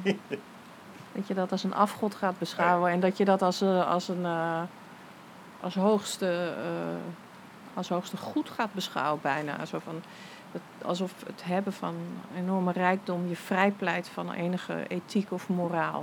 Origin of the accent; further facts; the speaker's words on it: Wageningen, Gelderland, Netherlands; moved away; op een soort linkse middelbare school in Wageningen